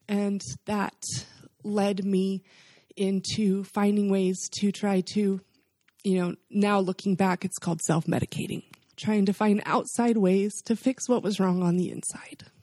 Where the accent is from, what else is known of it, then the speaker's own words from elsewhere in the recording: the South, United States; We're from the South